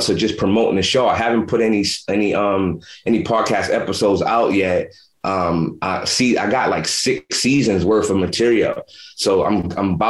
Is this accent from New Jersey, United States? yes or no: no; New York City, New York, United States; moved away as an adult; now in West Coast, United States; I grew up in Brownsville, Brooklyn, where Mike Tyson's from